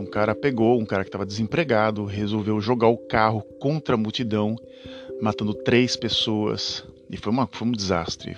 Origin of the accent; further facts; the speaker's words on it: Brazil; now in Netherlands; não sou holandês, sou, sou brasileiro